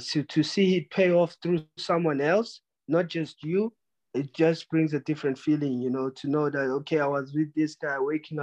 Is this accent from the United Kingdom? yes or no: no; South Africa; So I'm representing everyone from South Africa, and then I'm going to do my best to make sure that we stay on the map and to keep it going, open the path for other future South Africans as well.